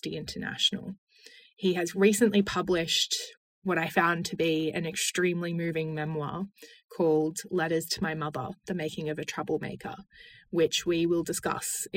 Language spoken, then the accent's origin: English; Australia; moved away as an adult; now in Oxford, United Kingdom; I'm an Australian Rhodes Scholar currently studying in Oxford